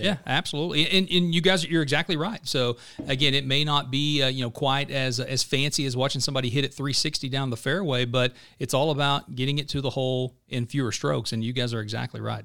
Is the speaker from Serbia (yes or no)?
no; Pittsburg County, Southeast Oklahoma, United States; moved away; I grew up in Southeast Oklahoma, right? So I grew up in Pittsburgh County